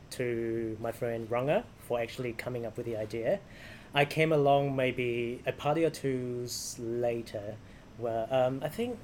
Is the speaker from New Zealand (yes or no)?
yes; Christchurch, Canterbury, New Zealand; people of our generation growing up in Christchurch